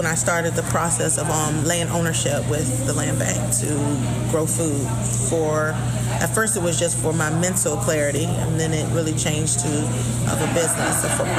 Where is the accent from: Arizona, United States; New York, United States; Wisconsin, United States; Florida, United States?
Florida, United States; And it was clear that I was from Florida because my ideas